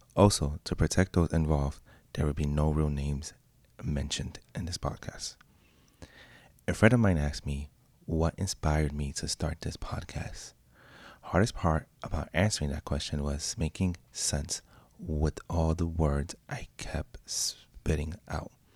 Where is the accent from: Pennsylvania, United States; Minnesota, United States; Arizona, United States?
Pennsylvania, United States; also born or lived in Puerto Rico; now in New York City, United States; I'm from Pennsylvania, but living in New York City